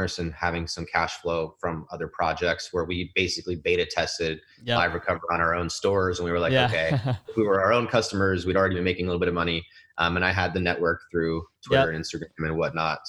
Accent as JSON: {"language": "English", "town": "Houston", "region": "Texas", "country": "United States", "tie": "born or raised there", "also_born_or_lived": "San Francisco, California", "said": "I grew up in San Francisco until school started, I guess, like first grade. And then I was in Houston until grade school, high school"}